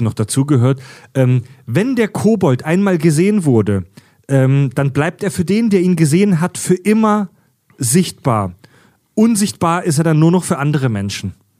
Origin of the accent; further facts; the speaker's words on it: Southern Germany, Germany; hier von uns als Süddeutscher